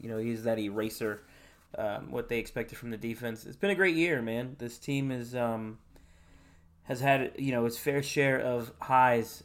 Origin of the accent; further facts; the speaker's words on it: Pennsylvania, United States; moved away; I'm from Pennsylvania originally, so I, I grew up watching Philly